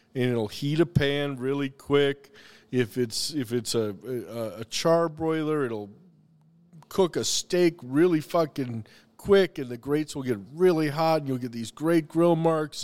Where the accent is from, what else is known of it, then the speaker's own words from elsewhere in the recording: the Carolinas, United States; also born or lived in Missouri; now in Minnesota, United States; I was born in Minnesota, but I moved to the Carolinas when I was five